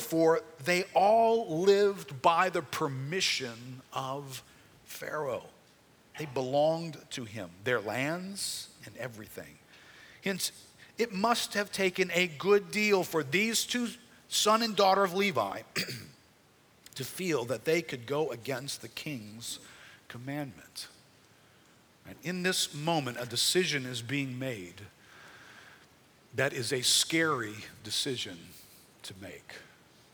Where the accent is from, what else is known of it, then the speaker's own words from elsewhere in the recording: United States; We're Americans